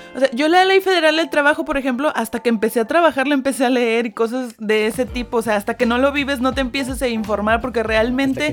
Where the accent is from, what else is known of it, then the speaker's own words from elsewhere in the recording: Mexico; orgullosa de ser mexicana